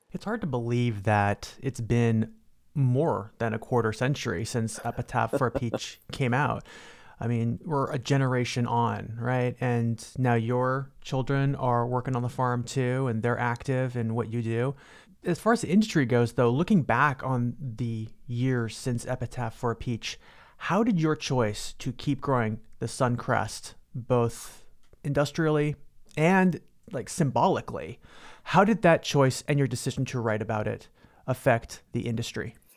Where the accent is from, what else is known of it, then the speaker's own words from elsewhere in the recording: California, United States; as a Californian